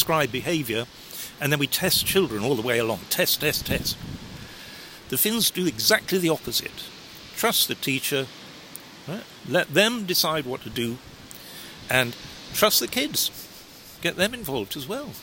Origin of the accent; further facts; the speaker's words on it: Sheffield, Yorkshire and the Humber, United Kingdom; moved away as an adult; if you're a well-educated provincial kid, as I was from Sheffield